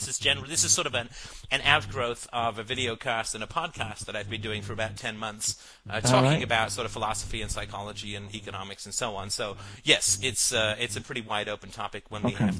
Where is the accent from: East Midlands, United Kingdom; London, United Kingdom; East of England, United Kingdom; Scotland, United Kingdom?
London, United Kingdom; also born or lived in Africa; I grew up in London, and I lived for a little while in Africa, and went to boarding school near Wales.